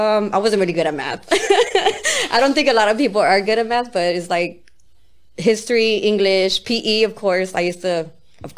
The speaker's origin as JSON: {"language": "English", "town": "Tujunga", "region": "California", "country": "United States", "tie": "born or raised there", "said": "Tahunga, California"}